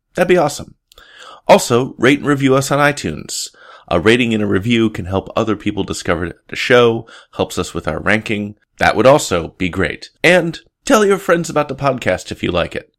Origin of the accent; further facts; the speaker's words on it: Portland, Oregon, United States; my hometown, Portland, Oregon